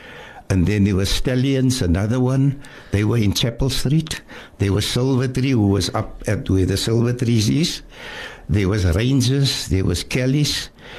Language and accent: English; Cape Town, Western Cape, South Africa; growing up in a place called District 6.